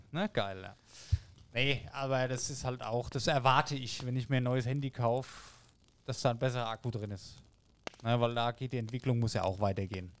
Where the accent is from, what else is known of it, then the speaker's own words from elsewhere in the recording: Germany; hier bei uns in Deutschland